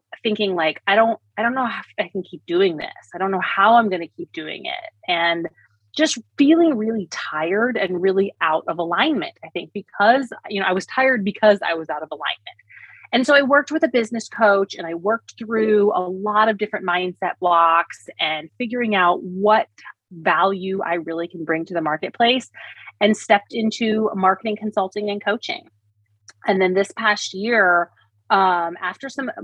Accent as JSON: {"language": "English", "region": "Indiana", "country": "United States", "moved": "yes", "said": "I was from Indiana"}